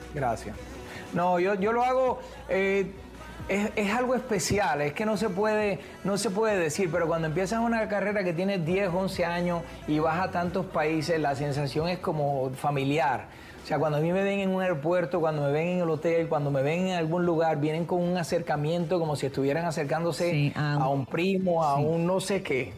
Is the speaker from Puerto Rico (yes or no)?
yes; Puerto Rico; soy de Puerto Rico